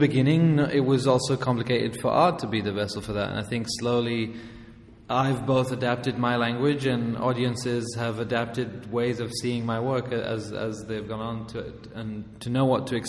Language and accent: English; Amman, Amman Governorate, Jordan; also born or lived in England; Yeah, exactly. So I grew up in Amman, first of all, and then in England.